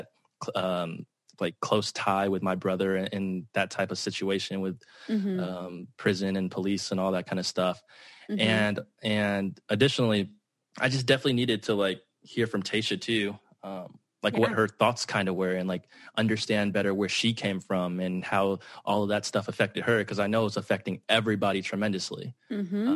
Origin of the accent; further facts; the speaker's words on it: Dallas, Texas, United States; I did actually grow up in a like very white area as well, in North Dallas